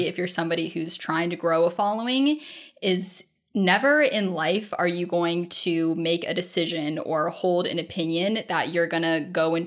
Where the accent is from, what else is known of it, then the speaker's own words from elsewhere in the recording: Ohio, United States; moved away as an adult; I grew up in Ohio